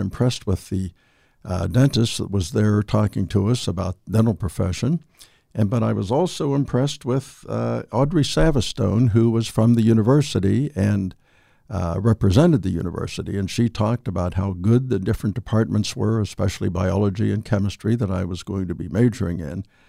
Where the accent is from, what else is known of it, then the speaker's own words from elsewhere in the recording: Weirton, West Virginia, United States; also born or lived in Steubenville, Ohio; I'm from Weirton, just across the river.